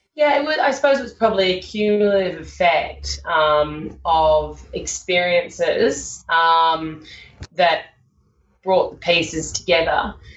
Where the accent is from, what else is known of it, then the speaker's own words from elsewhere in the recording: Sydney, New South Wales, Australia; I grew up in Sydney and I uh, had a, a, lovely upbringing